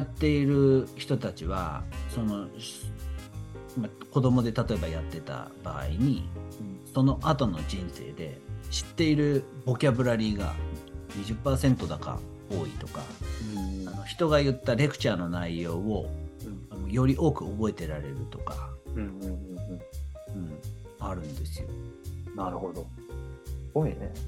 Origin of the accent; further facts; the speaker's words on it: Chino, Nagano, Japan; 私と地元長野県茅野市で七年に一度だけ行われる、オンバシラ祭